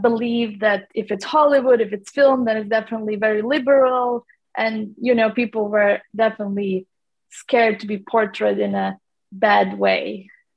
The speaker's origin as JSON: {"language": "English", "country": "Latvia", "moved": "yes", "lives_now": "London, United Kingdom", "said": "I'm from Latvia, actually, which is like Northern Europe, small country. I have lived in London for a long time, but originally I'm from Latvia."}